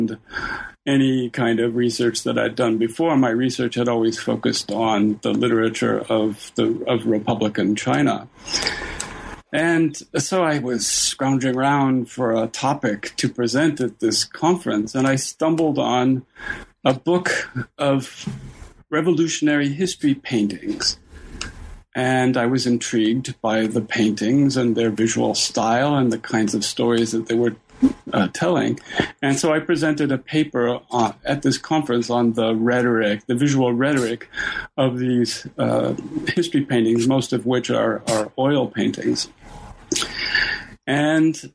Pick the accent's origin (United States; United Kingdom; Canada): Canada; Toronto, Ontario; I ended up then going to the University of Toronto, where it's my hometown